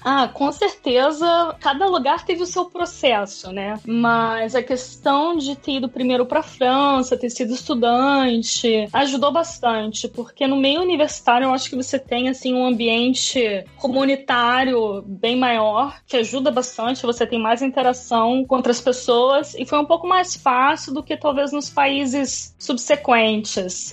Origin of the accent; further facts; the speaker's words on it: Niterói, Rio de Janeiro, Brazil; moved away as an adult; also born or lived in Berlin; now in London, United Kingdom; Eu sou de Niterói, no Rio de Janeiro.